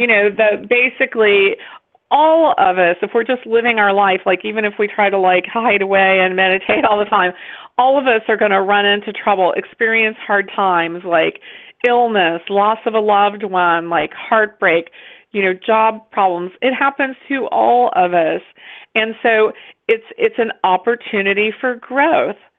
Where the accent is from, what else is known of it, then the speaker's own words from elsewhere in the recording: West Virginia, United States; close to my home state of West Virginia. And so I realized, like, oh my gosh, like those are my people. Like, that's, you know, that's where I'm from, really.